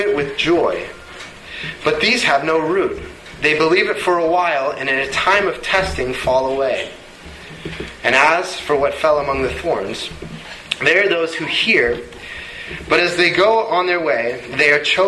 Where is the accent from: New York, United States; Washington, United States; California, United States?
Washington, United States; Bellevue; We grew up in Bellevue.